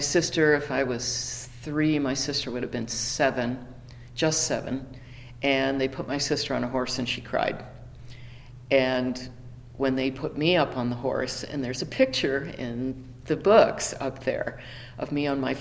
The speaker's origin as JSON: {"language": "English", "town": "Chicago", "region": "Illinois", "country": "United States", "tie": "born or raised there", "moved": "as an adult", "lives_now": "Wickenburg, United States", "said": "I was born and raised in Chicago"}